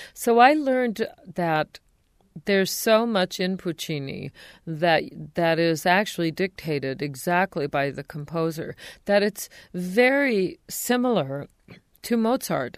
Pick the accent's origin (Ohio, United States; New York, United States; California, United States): California, United States; outside of Los Angeles; also born or lived in San Diego; I was born in San Diego, but raised outside of Los Angeles